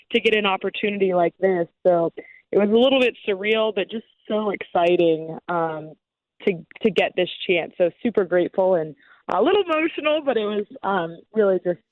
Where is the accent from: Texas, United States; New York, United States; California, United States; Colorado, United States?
Colorado, United States; moved away as an adult; also born or lived in Wyoming; now in Chicago, United States; growing up in Colorado